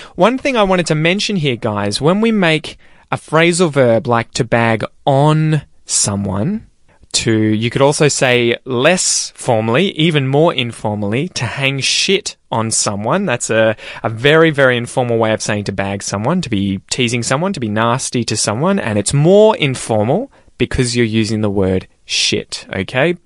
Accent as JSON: {"language": "English", "country": "Australia", "said": "as an Australian"}